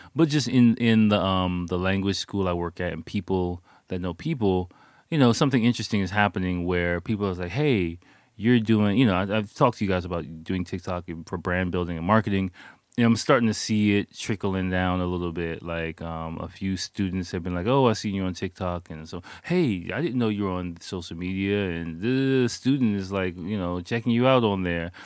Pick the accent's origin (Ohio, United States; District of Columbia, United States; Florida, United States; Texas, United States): District of Columbia, United States; Washington; moved away as an adult; now in Japan; I'm from Washington, D C